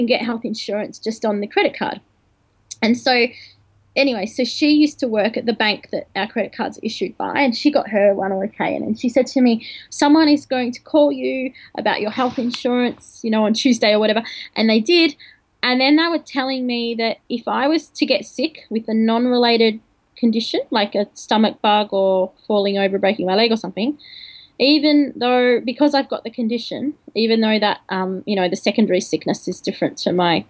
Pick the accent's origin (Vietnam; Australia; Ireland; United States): Australia; my parents are foreign, and they came to Australia just before I was born